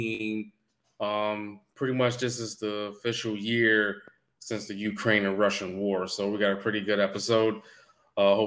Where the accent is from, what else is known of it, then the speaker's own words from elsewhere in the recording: Canada; now in United States; me being African Canadian and me also being black